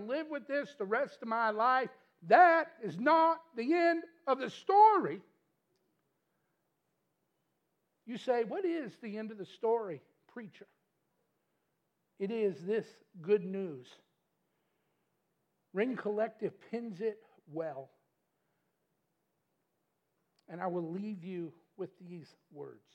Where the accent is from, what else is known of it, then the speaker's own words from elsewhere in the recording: Metcalfe County, Kentucky, United States; moved away as an adult; now in Glasgow, United States; we are from Chicago, Metcalf County originally